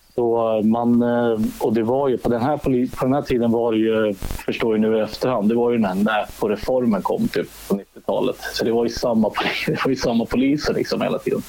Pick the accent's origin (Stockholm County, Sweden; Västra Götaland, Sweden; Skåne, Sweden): Stockholm County, Sweden; Salem; moved away; also born or lived in Katrineholm; jag är uppvuxen i Salem söder om Stockholm